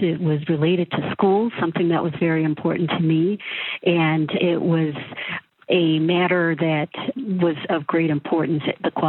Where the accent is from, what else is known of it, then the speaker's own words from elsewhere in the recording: Norfolk, Virginia, United States; now in Minnesota, United States; I grew up in Norfolk, Virginia. My family is still in that general area.